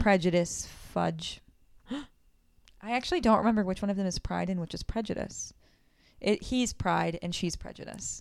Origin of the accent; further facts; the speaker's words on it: South Florida, United States; born and raised in Florida, South Florida